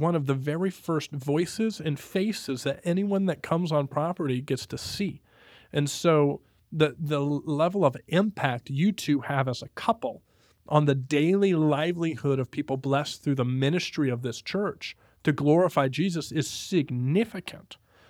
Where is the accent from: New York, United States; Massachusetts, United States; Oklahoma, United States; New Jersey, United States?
Oklahoma, United States; also born or lived in Texas; because I came from Oklahoma and Texas.